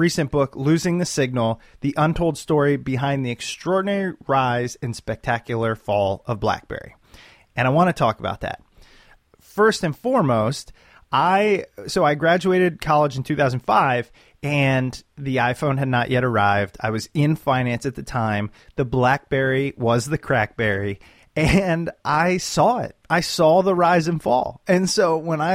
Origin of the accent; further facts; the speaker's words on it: United States; as an American